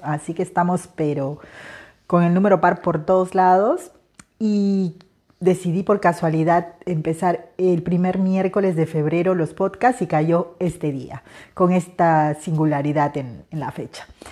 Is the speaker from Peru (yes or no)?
yes; Peruvian Amazon, Peru; moved away; Soy una mujer de la selva